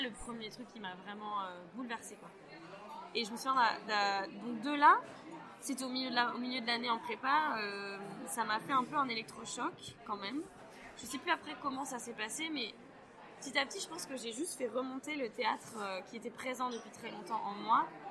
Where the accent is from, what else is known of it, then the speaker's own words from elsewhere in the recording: northern France, France; je viens du nord de la France